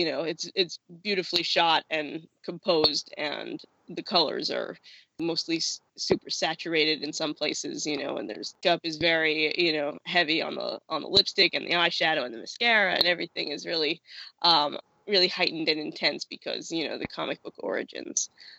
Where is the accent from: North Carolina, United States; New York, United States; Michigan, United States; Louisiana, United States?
New York, United States; Riverdale; born there; I was born in Riverdale, New York, can I just say?